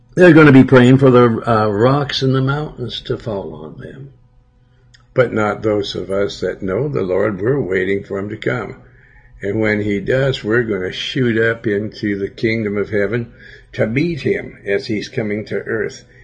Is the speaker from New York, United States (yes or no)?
no; Billings, Montana, United States; in my hometown